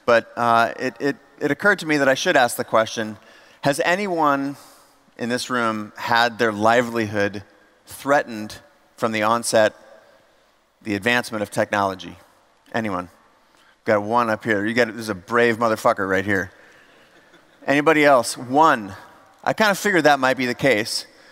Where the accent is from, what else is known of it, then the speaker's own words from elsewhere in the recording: United States; We came from the States here to Europe